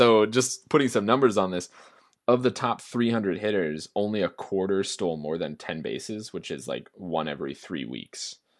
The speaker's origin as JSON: {"language": "English", "region": "Minnesota", "country": "United States", "tie": "born or raised there", "said": "my home state."}